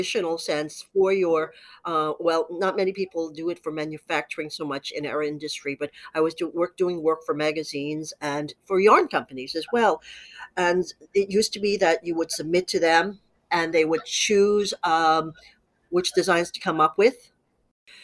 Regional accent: New York City, New York, United States; I grew up in New York City's garment industry

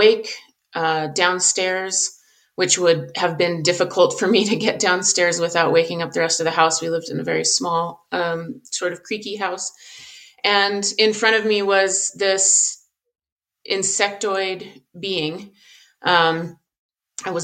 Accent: Southern Colorado, United States; I grew up in Southern Colorado. I live in Colorado now

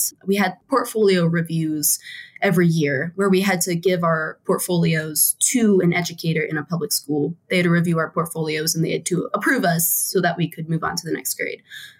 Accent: East Coast, United States; also born or lived in West Virginia; Oh, no. Yeah, I am from the East Coast. It's kind of funny. I did a mini circle around the East Coast in terms of where I lived. So I was born in West Virginia.

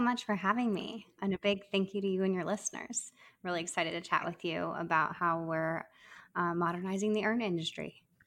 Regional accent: Arizona, United States; moved away as an adult; now in New York City, United States; I'm originally from Arizona

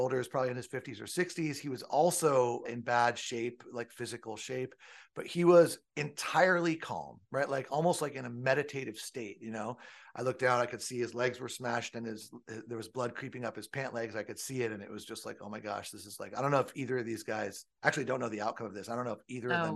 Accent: Southern California, United States; I grew up in Southern California.

